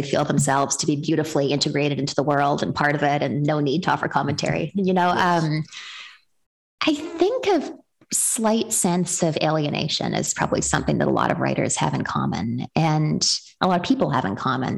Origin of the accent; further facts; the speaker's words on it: Western Canada, Canada; moved away as an adult; now in United States; I was born and raised in Western Canada and then immigrated to the United States as a young adult.